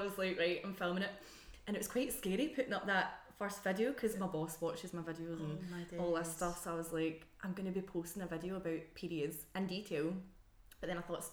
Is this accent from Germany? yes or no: no; Scotland, United Kingdom; accent: Scottish; my Scottish accent while not using my actual accent.